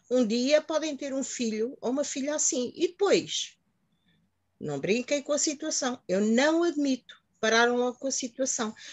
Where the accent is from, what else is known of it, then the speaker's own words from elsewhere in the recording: Mozambique; now in Portugal; vim de Moçambique em que ali vivia-se de uma maneira completamente diferente. Agora aqui em Portugal, que já estou há 40 anos, estou mais tempo aqui em Portugal do que em Moçambique